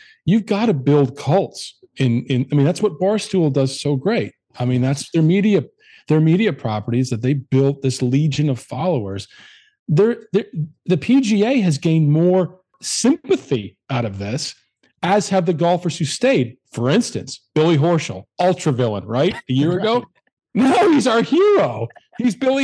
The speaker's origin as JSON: {"language": "English", "country": "Canada", "also_born_or_lived": "United States", "moved": "as an adult", "said": "I'm Canadian, but I've been in business in America for 20 years"}